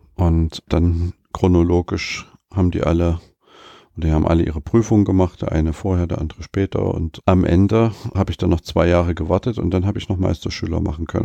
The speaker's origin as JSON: {"language": "German", "town": "Leipzig", "region": "Saxony", "country": "Germany", "tie": "born or raised there", "said": "ich bin ja gebürtiger Leipziger"}